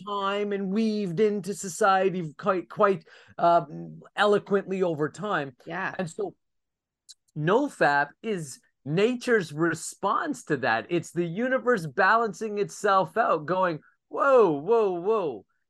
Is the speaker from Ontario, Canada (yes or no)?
no; Saint John, New Brunswick, Canada; my hometown in St. John, New Brunswick, Canada